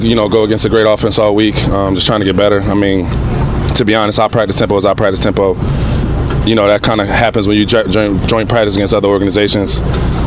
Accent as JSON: {"language": "English", "town": "Philadelphia", "region": "Pennsylvania", "country": "United States", "tie": "born or raised there", "moved": "yes", "said": "growing up in Philly"}